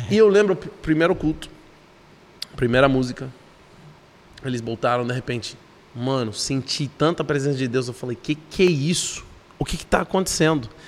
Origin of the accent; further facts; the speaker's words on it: Lubbock, Texas, United States; Portuguese is a second language; moved away as an adult; now in Brazil; Eu sou de uma cidade não é tão conhecida, nem tão grande, nem tão pequena também ao mesmo tempo. É 300 mil pessoas